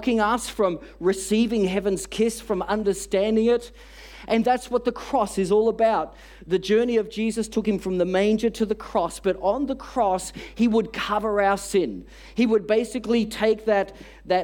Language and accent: English; Australia; We're from Australia. We've never seen a white Christmas